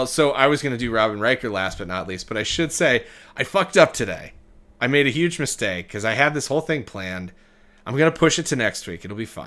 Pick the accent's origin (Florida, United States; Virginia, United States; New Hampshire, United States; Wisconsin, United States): Wisconsin, United States; Milwaukee; My hometown.